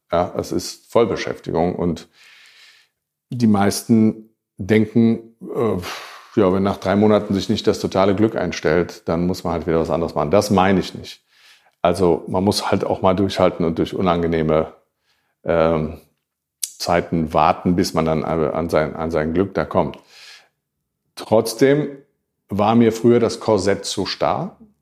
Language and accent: German; Germany; ich war trotzdem der einzige und erste Deutsche